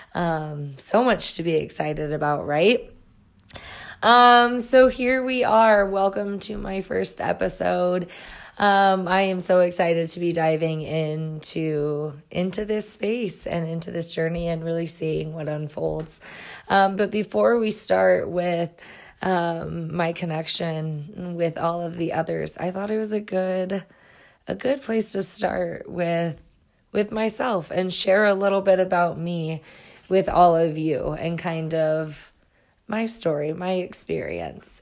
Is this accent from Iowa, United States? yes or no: yes; Iowa, United States; moved away as an adult; now in Colorado, United States; I'm originally from Iowa